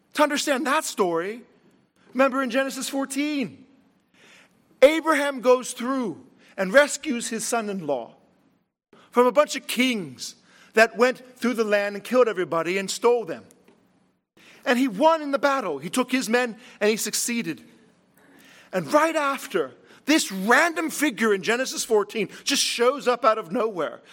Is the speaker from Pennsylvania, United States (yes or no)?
yes; Latrobe, Pennsylvania, United States; I was from Latrobe